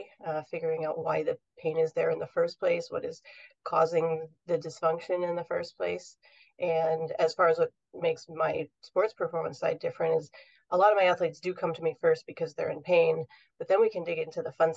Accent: New York, United States; now in Southern California, United States; I grew up in New York

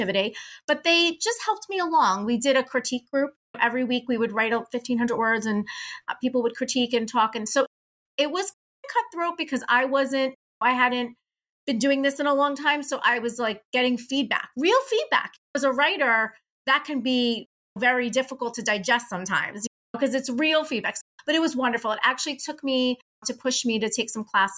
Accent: Hoboken, New Jersey, United States; I was born and raised in Hoboken, New Jersey, where Frank Sinatra's from

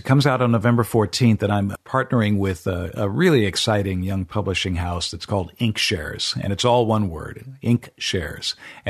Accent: Enterprise, Oregon, United States; I'm from Enterprise, Oregon.

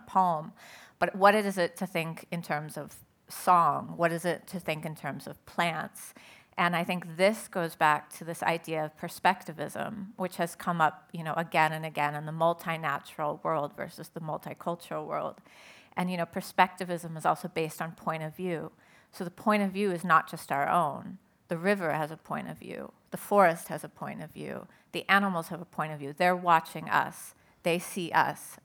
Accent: Southern California, United States; I'm originally, I grew up in Southern California

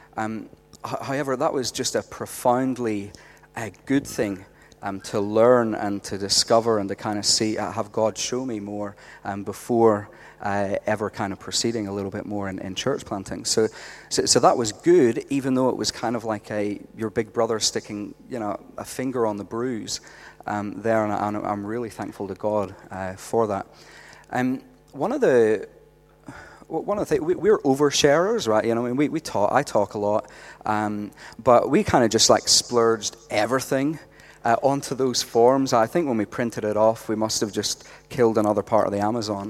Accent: Northern Ireland, United Kingdom; moved away as an adult; now in Australia; I'm from Northern Ireland. Uh, we came out here about eight years ago, and uh, we've made Australia our home

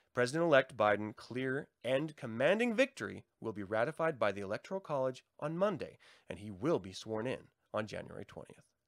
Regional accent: Tacoma, Washington, United States; I was born in Tacoma, Washington, in Fort Lewis

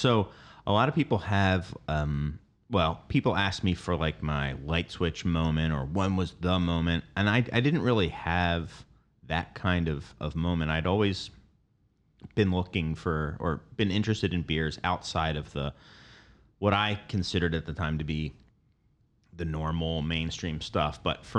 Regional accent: Philadelphia, Pennsylvania, United States; I grew up in Philadelphia. I went to school in Delaware, two places that I feel were ahead of the curve nationally compared to most other places.

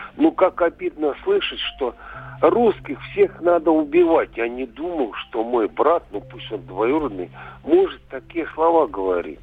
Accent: Ukraine; moved away; Я родился на Украине

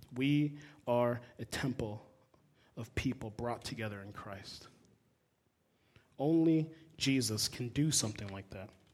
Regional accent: South Florida, United States; moved away as an adult; also born or lived in Puerto Rico (ancestry); now in Midwest, United States; I'm a dude from South Florida. My parents are Puerto Rican. I grew up in mostly Spanish speaking congregations

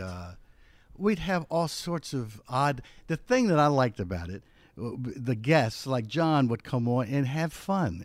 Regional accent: Philadelphia, Pennsylvania, United States; where I grew up in West Philadelphia was known for its entertainment

